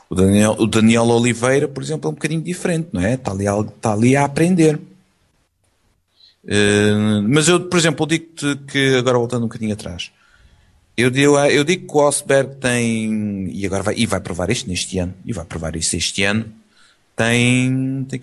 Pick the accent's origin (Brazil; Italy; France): Italy; Portuguese is a second language; Eu sou italiano. Eu parlo com a mani.